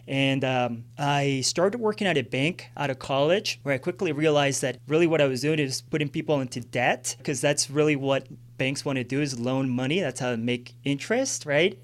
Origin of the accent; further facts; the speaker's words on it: Villavicencio, Meta, Colombia; moved away; I grew up in Colombia when I was eighty, grew up in Villavicencio, uh, Los Llanos Orientales